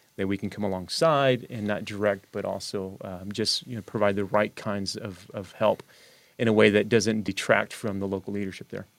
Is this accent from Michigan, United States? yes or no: yes; Detroit, Michigan, United States; moved away as an adult; also born or lived in Illinois / Toronto, Canada; I grew up in Detroit, which is only four hours away